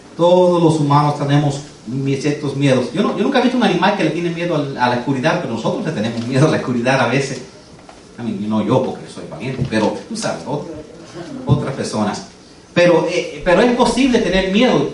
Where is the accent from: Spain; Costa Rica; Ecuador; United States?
United States; first language English; Spanish is a second language; Yo nací aquí, yo soy americano. Yo hablo inglés y tuve que aprender a leer el español.